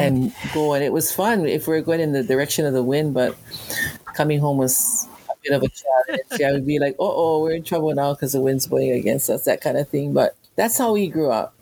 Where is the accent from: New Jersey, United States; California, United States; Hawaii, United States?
Hawaii, United States; Kalamaula; also born or lived in Oahu; I grew up in Kalamaula on the south shore of Molokai this is my grandmother's homestead